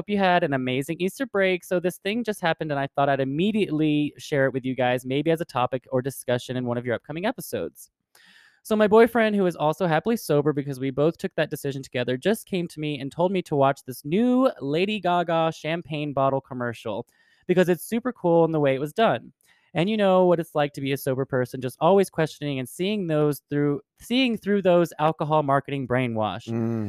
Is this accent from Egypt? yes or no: yes; Cairo, Cairo Governorate, Egypt; a young gay friend of mine who visited my hometown of Cairo